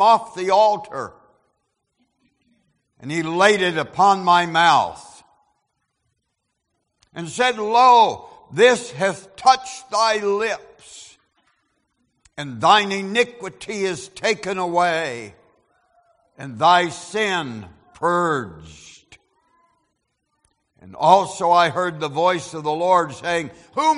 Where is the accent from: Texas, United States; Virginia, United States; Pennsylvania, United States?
Pennsylvania, United States; my hometown ranks 19th as being the least desirable in Pennsylvania to live